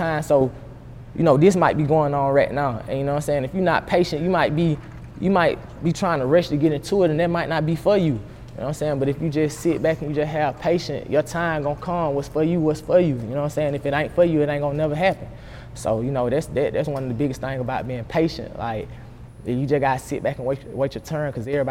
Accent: Columbus, Georgia, United States; moved away as an adult; also born or lived in Stewart County, Georgia; now in Atlanta, United States; I'm from Columbia, Georgia

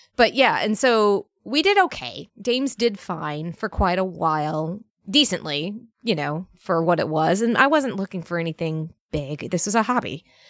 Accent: Northern Virginia, United States; moved away as an adult; also born or lived in Alabama; I grew up in Northern Virginia, a very bougie, uh, Northern Virginia town

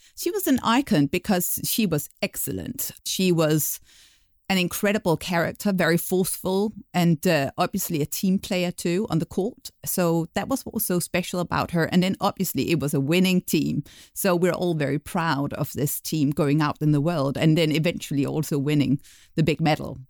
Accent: Denmark; moved away; Despite living abroad for many years, I'll be giving the inside view of Danish culture

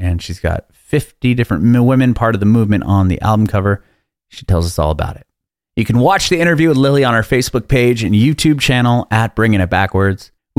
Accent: San Diego, California, United States; that's where I'm from. San Diego.

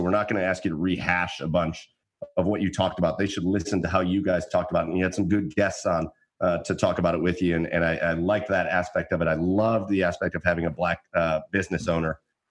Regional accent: Rocky River, Ohio, United States; We're three white dudes. I grew up in Rocky River, Ohio. It's the whitest place on the planet. It is the whitest place. Literally, I think it's like listed as one of the least diverse suburbs on the planet.

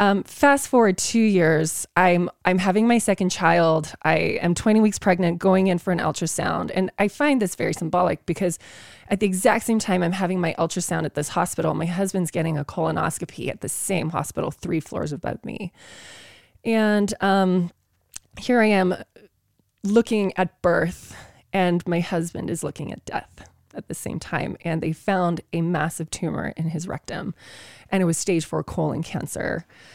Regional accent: South Africa; moved away; growing up in South Africa

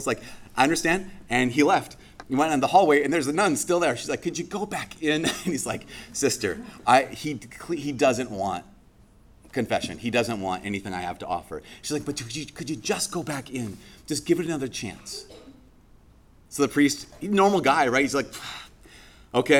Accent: Brainerd, Minnesota, United States; moved away; my hometown about a month ago, Brainerd

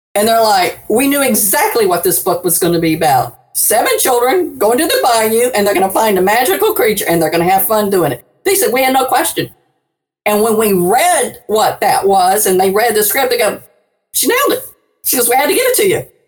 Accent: New Orleans, Louisiana, United States; I live, I'm from New Orleans

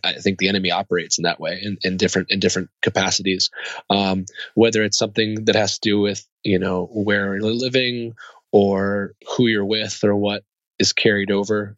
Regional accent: Columbia, Maryland, United States; also born or lived in Bremerhaven, Germany / Bad Kreuznach, Germany; I grew up in Maryland. I grew up out in Columbia at, at, after that until I was 18

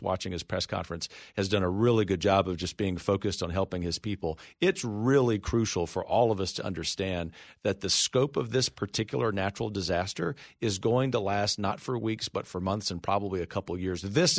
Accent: Gulf Coast, United States; And growing up on the Gulf Coast, you think about what happened in Louisiana with Governor Blanco at that point.

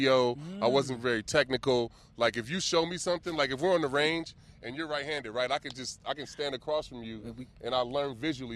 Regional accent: Vallejo, California, United States; I grew up in the Crest. I grew up in Vallejo

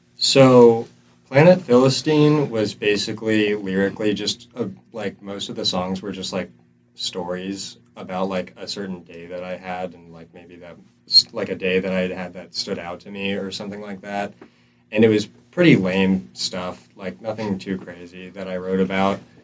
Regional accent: upstate New York, United States; now in North Carolina, United States; I'm from New York, and it used to just be snowy all the time over there, upstate New York

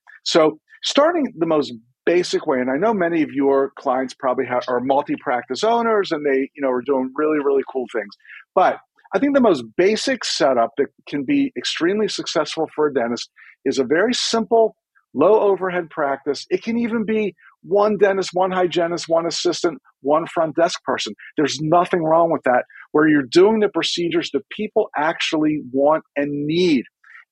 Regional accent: Maryland, United States; I'm from Maryland, which nobody's sure if we're a Southern state or a Northern state.

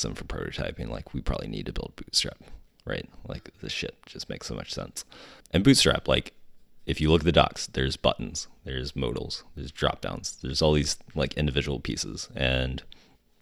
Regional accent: Huntington, West Virginia, United States; moved away; also born or lived in Japan; I'm from West Virginia.

